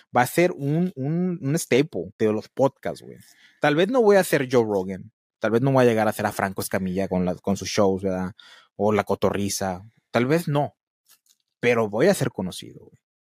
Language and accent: Spanish; Matamoros, Tamaulipas, Mexico; aquí donde yo vivo, donde vive mi mamá, aquí en Matamoros